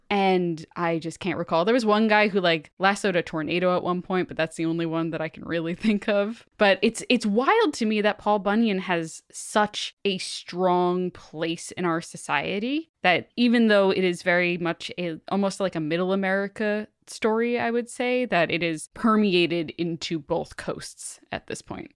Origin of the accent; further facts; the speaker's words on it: Long Island, New York, United States; Amanda and I grew up on Long Island